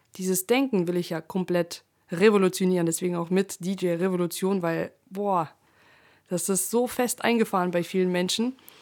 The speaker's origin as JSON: {"language": "German", "country": "Russia", "tie": "born or raised there", "moved": "yes", "said": "ich bin ja in Russland geboren"}